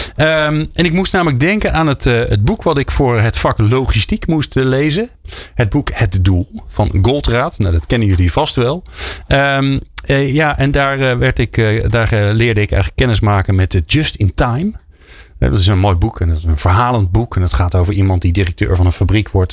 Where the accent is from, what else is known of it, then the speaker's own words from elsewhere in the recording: Netherlands; als Nederlanders